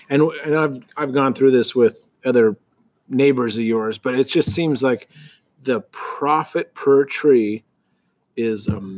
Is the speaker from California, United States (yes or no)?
yes; Riverside, California, United States; we were very lucky to grow up in a great neighborhood in Riverside.